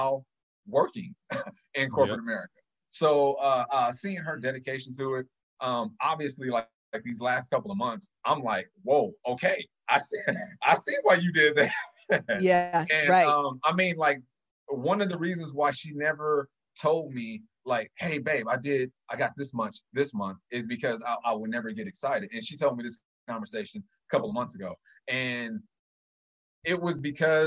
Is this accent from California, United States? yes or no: yes; Inglewood, California, United States; I grew up in Inglewood and single parent home